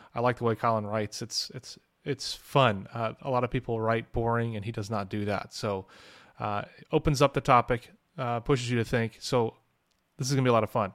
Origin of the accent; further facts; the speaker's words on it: St. Louis, Missouri, United States; I'm from Saint Louis